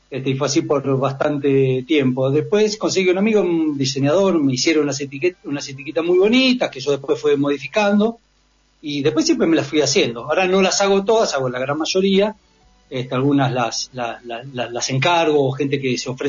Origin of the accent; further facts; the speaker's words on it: Buenos Aires, Argentina; moved away; yo em, soy porteño, me vine a vivir acá hace 16 años